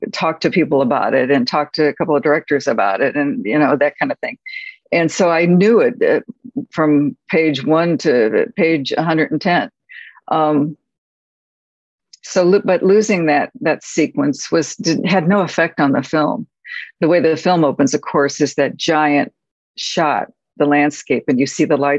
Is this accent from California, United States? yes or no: no; St. Louis, Missouri, United States; moved away; I grew up in St. Louis, where everything was very claustrophobic and crowded with greenery